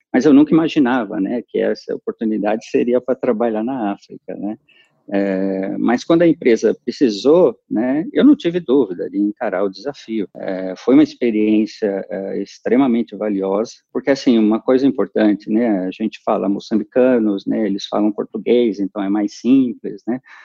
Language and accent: Portuguese; São Paulo, Brazil; sou paulistano